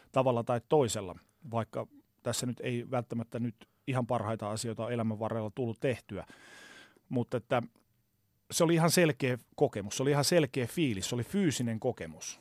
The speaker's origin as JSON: {"language": "Finnish", "town": "Oulu", "region": "North Ostrobothnia", "country": "Finland", "tie": "born or raised there", "moved": "yes", "said": "Mä oon siis Oulusta alun perin kotoisin"}